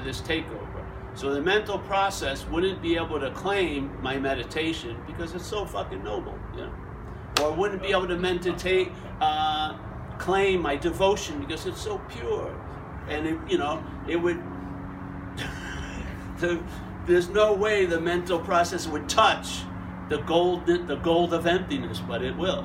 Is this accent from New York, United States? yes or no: yes; Long Island, New York, United States; I'm from Long Island, New York